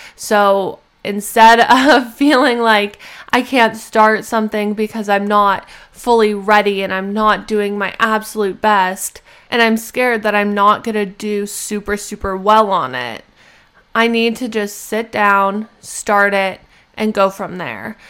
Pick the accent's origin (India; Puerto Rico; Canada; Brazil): Canada; moved away as an adult; I'm a Canadian citizen